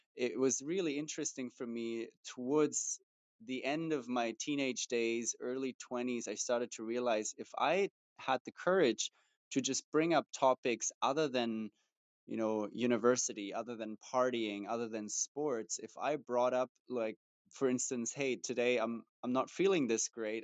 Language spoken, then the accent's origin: English; Germany; moved away; I grew up in Germany, and especially growing up in Germany as as a guy